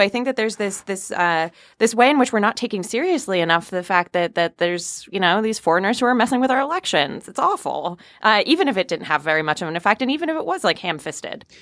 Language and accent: English; West Hartford, Connecticut, United States; I grew up in West Hartford, Connecticut